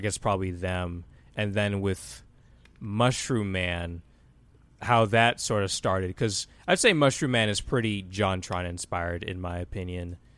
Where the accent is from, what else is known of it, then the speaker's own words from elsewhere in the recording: Austin, Texas, United States; also born or lived in Atlanta, Georgia / Cleveland, Ohio; Austin, Texas is where, I guess, I was raised the most 'cause that's where I lived most of my life there.